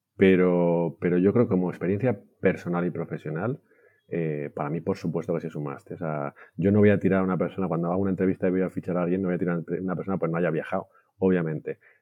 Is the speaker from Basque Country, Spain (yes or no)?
no; Valencia, Valencian Community, Spain; also born or lived in Barcelona / London; yo soy español, mis hermanos tuvieron, somos tres chicos, eh, nacimos en Valencia